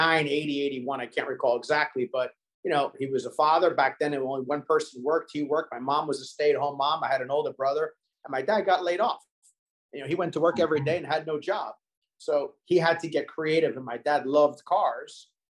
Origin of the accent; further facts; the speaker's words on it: New York City, New York, United States; now in Hollywood, Florida, United States; We were raised in Staten Island, New York.